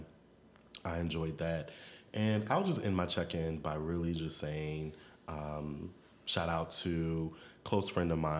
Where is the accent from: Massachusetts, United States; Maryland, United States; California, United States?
Maryland, United States; Maryland and D.C., United States; also born or lived in Washington, D.C.; We grew up together in Maryland and also in D.C. because the family kind of moved around a little bit